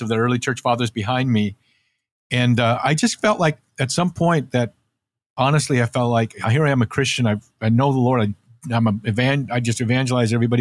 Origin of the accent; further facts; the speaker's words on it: Santa Cruz, California, United States; also born or lived in North Dakota; "We're moving to California, to Santa Cruz, California, and you're gonna surf."